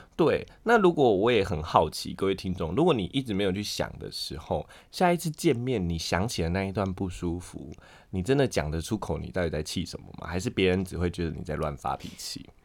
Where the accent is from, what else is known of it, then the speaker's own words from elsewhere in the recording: Pingtung County, Taiwan; moved away; 我屏东人